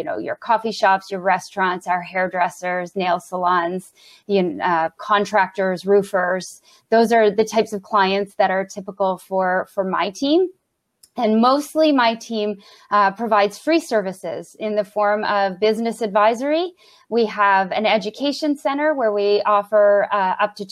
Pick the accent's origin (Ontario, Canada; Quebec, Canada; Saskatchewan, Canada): Ontario, Canada; Brockville; moved away as an adult; now in Ottawa, Canada; I was working for the small business enterprise center in my hometown of Brockville.